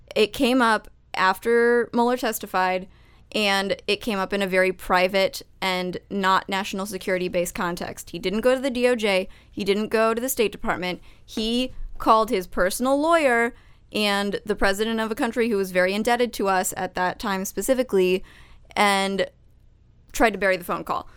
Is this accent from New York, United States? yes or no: no; Arizona, United States; my home state of Arizona